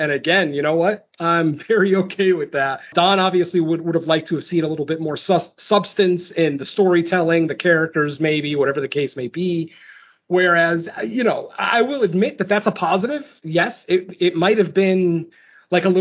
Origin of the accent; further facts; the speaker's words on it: Canada; I'm Canadian